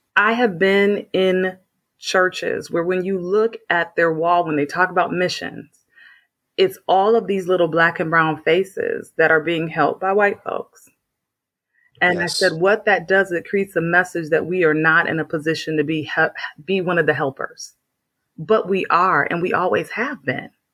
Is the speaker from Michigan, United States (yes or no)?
yes; Flint, Michigan, United States; I'm from Flint, Michigan